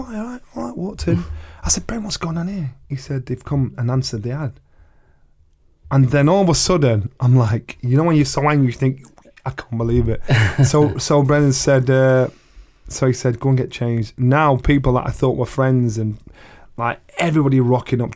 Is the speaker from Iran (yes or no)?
no; Sheffield, Yorkshire and the Humber, United Kingdom; I boxed for the world title in my hometown in Sheffield